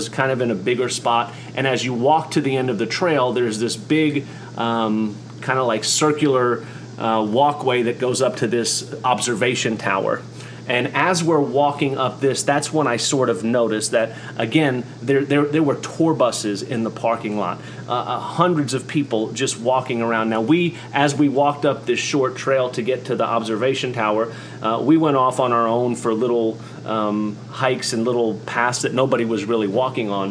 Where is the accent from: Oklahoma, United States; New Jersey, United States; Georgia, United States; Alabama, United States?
Oklahoma, United States; also born or lived in New York; in Oklahoma where I'm from. I was born in New York